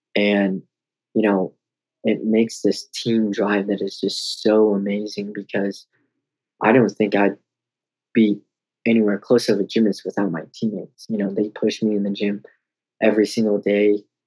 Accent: Denver, Colorado, United States; also born or lived in Oklahoma; I would just move back to my hometown in Colorado

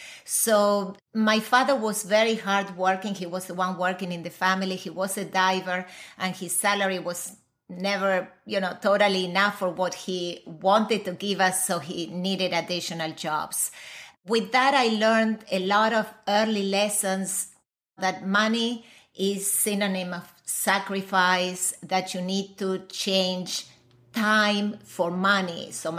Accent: Argentina; moved away; I was born and raised in Argentina.

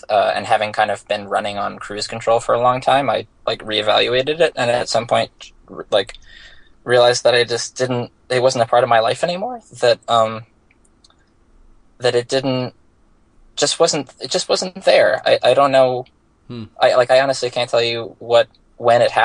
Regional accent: Bethesda, Maryland, United States; moved away as an adult; also born or lived in Virginia / Winston-Salem, North Carolina / New York City; I grew up in Washington, D.C., or specifically Bethesda, Maryland

